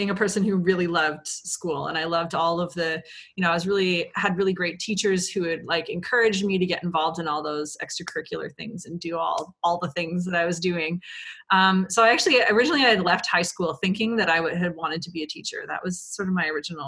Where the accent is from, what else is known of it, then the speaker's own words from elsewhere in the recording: Point Edward, Ontario, Canada; now in Toronto, Canada; I'm from a small town called Point Edward, Ontario, which is near Sarnia.